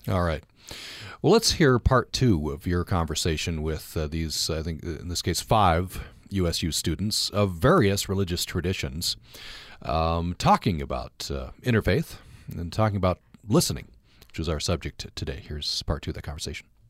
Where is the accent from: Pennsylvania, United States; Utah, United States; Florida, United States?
Utah, United States; Vernal; growing up in Vernal